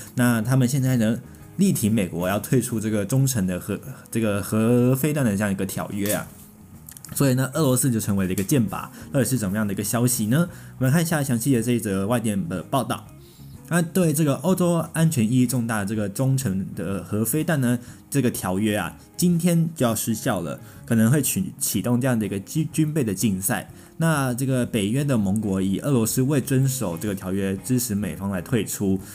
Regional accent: Taiwan; 我们台湾人民

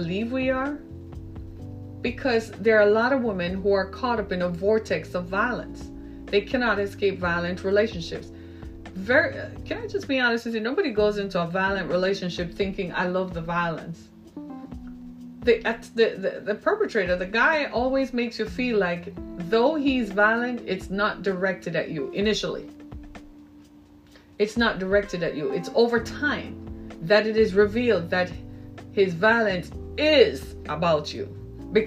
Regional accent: Jamaica; moved away as an adult; also born or lived in Orlando, Florida / Miami; now in United States; my home country of Jamaica.

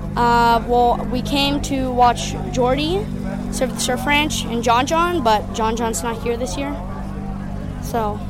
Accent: Sayulita, Nayarit, Mexico; I'm 11 years old, and I'm from Sayulita, Mexico.

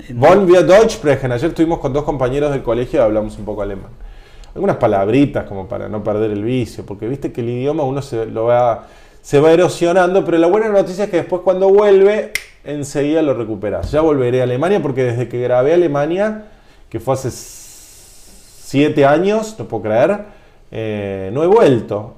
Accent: Argentina; en Argentina, cuando decimos limonas secas, nos referimos al limón amarillo, que es el limón más común acá

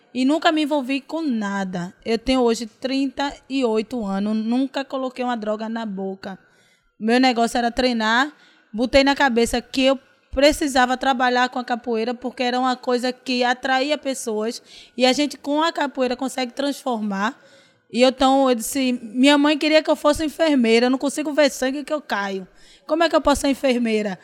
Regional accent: Santo Amaro, Pernambuco, Brazil; born or raised there; also born or lived in Paulista

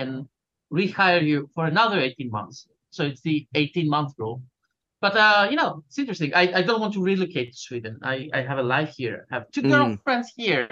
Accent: Greece; I am from Greece and in Greece.

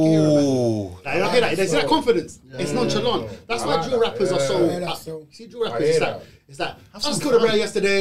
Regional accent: London, United Kingdom; we're from West

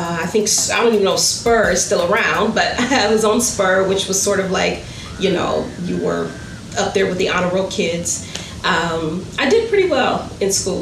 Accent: Cleveland, Ohio, United States; moved away as an adult; also born or lived in Atlanta; now in Washington, D.C., United States; I'm originally from Cleveland, Ohio. Been here born and raised

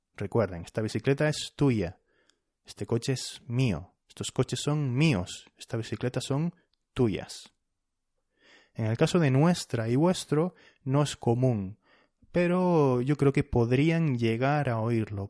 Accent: Canary Islands, Spain; soy de las Islas, de las islas Canarias

